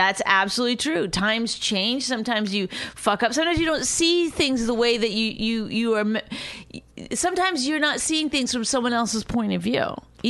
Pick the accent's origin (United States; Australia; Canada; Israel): Canada; I mean, I am Canadian, so we learned that word before